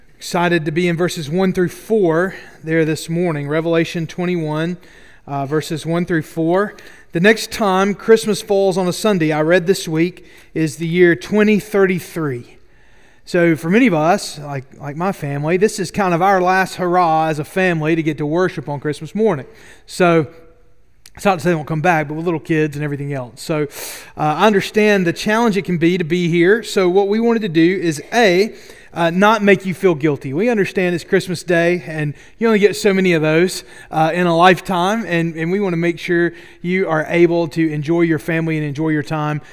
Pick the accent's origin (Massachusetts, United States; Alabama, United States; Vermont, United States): Alabama, United States; Double Bridges; I grew up right outside Boaz in Double Bridges, Alabama